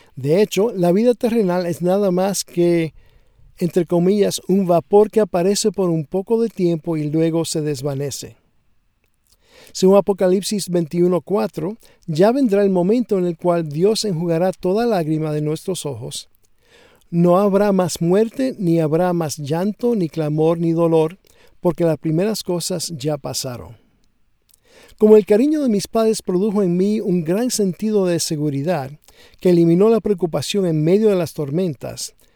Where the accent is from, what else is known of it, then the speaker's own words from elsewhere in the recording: Dominican Republic; Cuando era niño viviendo en la República Dominicana